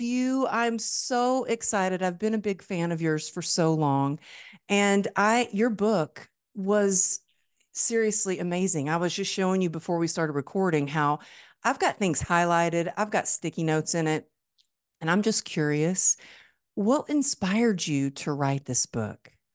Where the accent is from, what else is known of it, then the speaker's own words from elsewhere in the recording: Dallas, Texas, United States; my hometown, Dallas, Texas